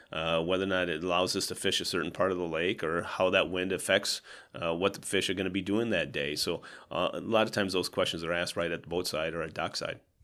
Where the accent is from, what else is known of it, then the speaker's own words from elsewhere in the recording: Southwest Minnesota, United States; now in Sioux Falls, United States; growing up in Southwest Minnesota